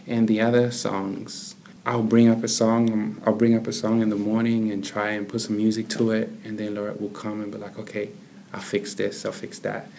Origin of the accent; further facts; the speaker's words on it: Zambia; also born or lived in Kinshasa, DR Congo / Zimbabwe; now in Australia; I'm from Congo. Born in Kinshasa, raised in Zambia and Zimbabwe, came to Australia in 2005.